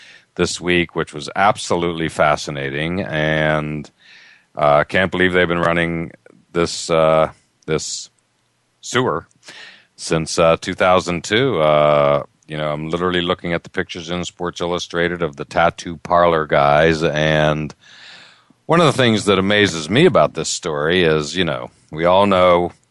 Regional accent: Altoona, Pennsylvania, United States; where I grew up in Altoona, Pennsylvania

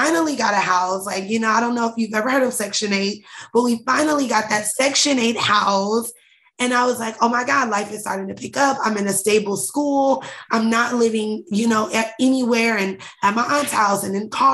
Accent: Indianapolis, Indiana, United States; also born or lived in Atlanta; We were raised in Indianapolis, Indiana

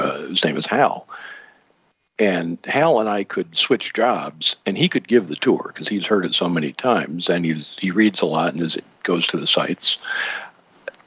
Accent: Michigan, United States; my home state, Michigan

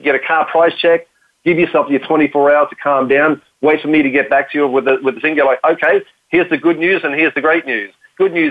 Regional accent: Australia; accent: Australian; my Australian accent

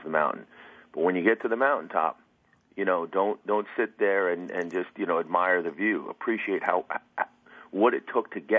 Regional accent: New Jersey, United States; I'm from New Jersey, but today I'm in Tampa

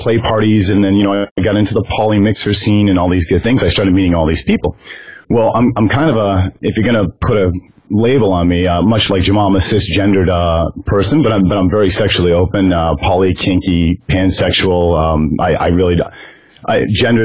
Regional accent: San Francisco, California, United States; I grew up in San Francisco, California

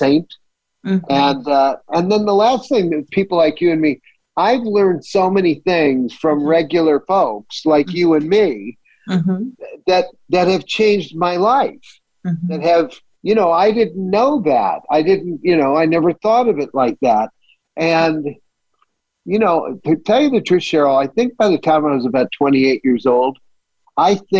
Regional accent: Southern California, United States; also born or lived in Bay Area; I was raised in Southern California by two Irish immigrants

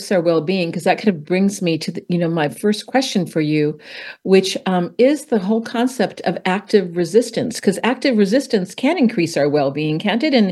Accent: California, United States; We're both from California.

